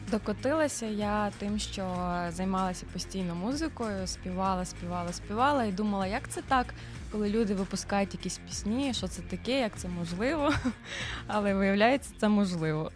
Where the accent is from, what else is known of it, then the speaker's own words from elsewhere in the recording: Varash, Rivne Oblast, Ukraine; Народилася в місті Кузнецовськ, а потім перейменували на місто Вараш.